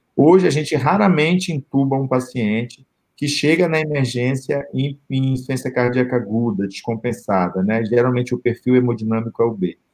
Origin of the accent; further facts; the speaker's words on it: Belém, Pará, Brazil; o perfil Belém, né, que é a minha terra